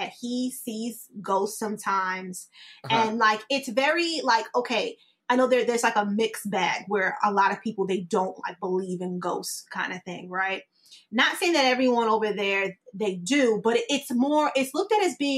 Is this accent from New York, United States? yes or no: yes; New York, United States; now in Tampa, United States; I'm in Tampa now. but I'm originally like from New York